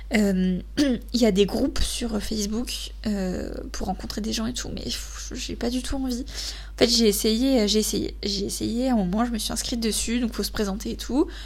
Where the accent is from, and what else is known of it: Bordeaux, Nouvelle-Aquitaine, France; born or raised there; moved away as an adult; also born or lived in Normandy / Paris